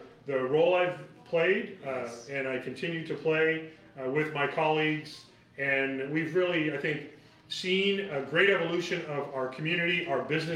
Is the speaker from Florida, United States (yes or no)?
no; Oakland, California, United States; also born or lived in Davis, California; now in Yountville, United States; I grew up in Oakland, California